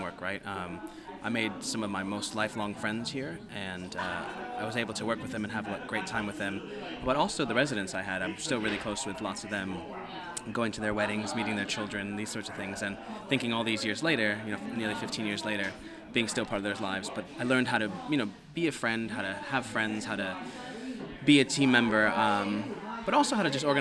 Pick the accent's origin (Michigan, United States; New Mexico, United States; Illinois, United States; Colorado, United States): Illinois, United States; Chicago; moved away as an adult; also born or lived in New York; I'm from Chicago originally